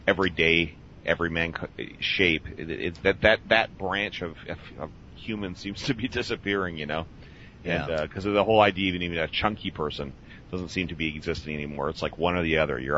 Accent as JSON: {"language": "English", "country": "Canada", "also_born_or_lived": "United States", "moved": "as an adult", "said": "I can say as a Canadian that's lived a couple different times in the States"}